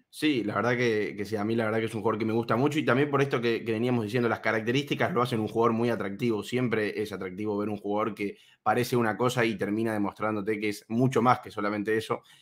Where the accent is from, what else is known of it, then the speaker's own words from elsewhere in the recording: Argentina; siendo argentino